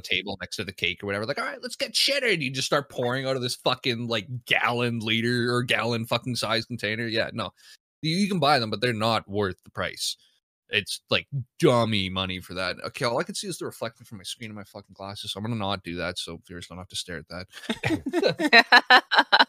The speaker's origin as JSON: {"language": "English", "country": "Canada", "said": "I'm a Canadian"}